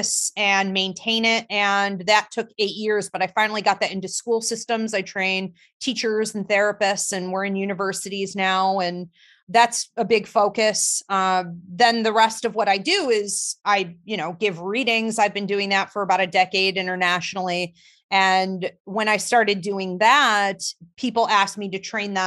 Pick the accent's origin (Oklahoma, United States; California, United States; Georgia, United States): Georgia, United States; now in Alabama, United States; I was born in Georgia.